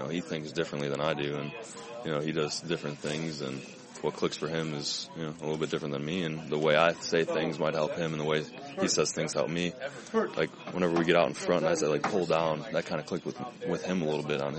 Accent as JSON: {"language": "English", "town": "Evergreen Park", "region": "Illinois", "country": "United States", "tie": "born or raised there", "also_born_or_lived": "New Lenox, Illinois", "said": "I grew up in Evergreen Park, which is right by Oak Lawn, and then we moved to New Lenox when I was a freshman in high school."}